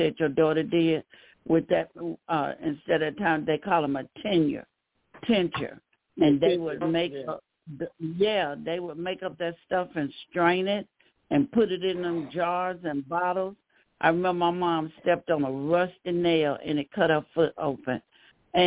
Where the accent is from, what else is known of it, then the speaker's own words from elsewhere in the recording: the South, United States; I grew up in the South